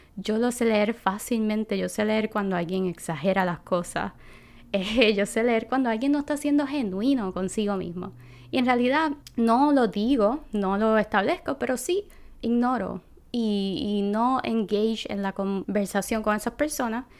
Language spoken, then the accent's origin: Spanish; Puerto Rico; moved away; estoy regresando a mi tierra y qué diferencia a cuando yo vivía aquí